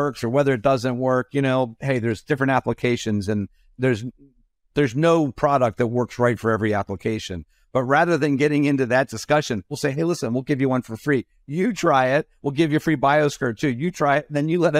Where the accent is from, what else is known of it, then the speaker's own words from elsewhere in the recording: Pennsylvania, United States; I grew up in Pennsylvania outside of Philadelphia, and Philadelphia is actually the home to the Stetson Hat Company.